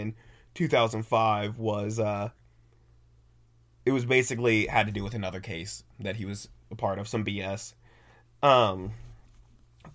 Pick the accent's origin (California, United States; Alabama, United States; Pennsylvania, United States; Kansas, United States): Kansas, United States; near Oskaloosa; my hometown's only 5 miles away from this place.